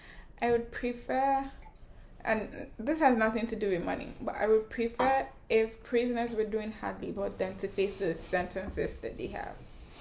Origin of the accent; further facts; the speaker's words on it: Nigeria; I'm Nigerian